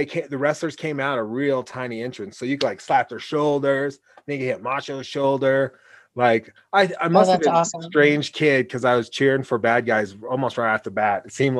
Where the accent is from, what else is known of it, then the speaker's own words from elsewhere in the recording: Oregon, United States; moved away; also born or lived in Wyoming / New York; I grew up with him in Oregon.